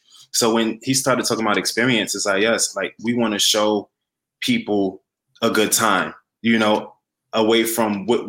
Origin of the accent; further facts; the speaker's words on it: New York City, New York, United States; because I'm from the Bronx